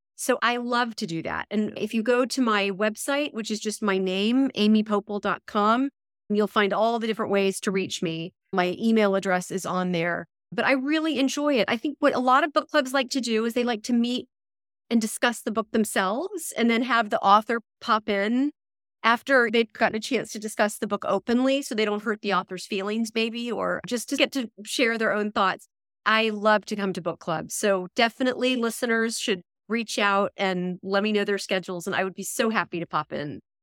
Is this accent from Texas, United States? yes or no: yes; Texas, United States; moved away; also born or lived in New York City; I'm from Texas originally